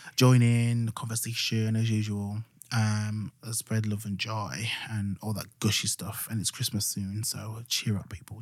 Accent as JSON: {"language": "English", "region": "Yorkshire and the Humber", "country": "United Kingdom", "accent": "Yorkshire"}